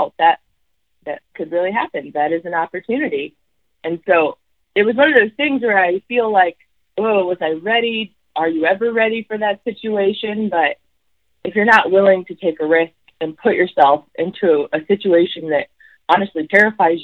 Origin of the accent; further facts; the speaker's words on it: Alaska, United States; I was born in Alaska, and being Alaskan and from the North is really just part of my life